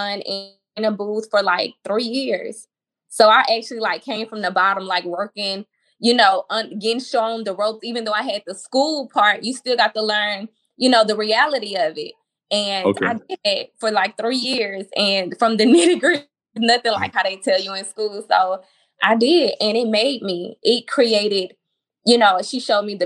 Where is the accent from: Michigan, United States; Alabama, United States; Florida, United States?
Alabama, United States; Mobile; moved away as an adult; now in Houston, United States; a school in my hometown called Bishop State